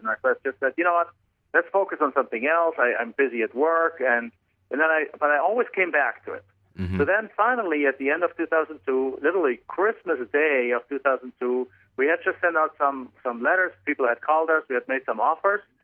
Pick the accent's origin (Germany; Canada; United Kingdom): Germany; English is a second language; moved away as an adult; now in United States; I'm actually from Germany originally, so you can probably tell from my accent